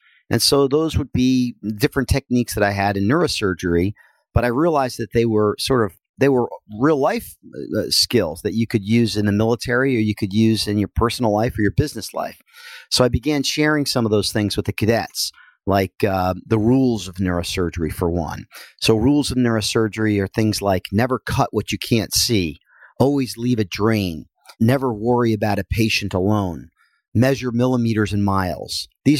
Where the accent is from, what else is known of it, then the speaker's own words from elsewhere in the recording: New Jersey, United States; Well, I am from Northern New Jersey, and I took up wrestling as a young boy